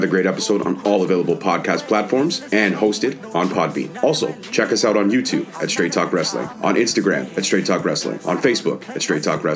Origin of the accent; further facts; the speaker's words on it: Canada; I'm Canadian